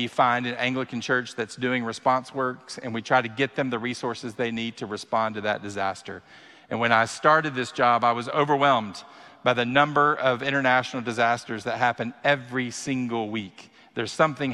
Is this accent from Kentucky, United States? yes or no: yes; Kentucky, United States; I am born and raised in Kentucky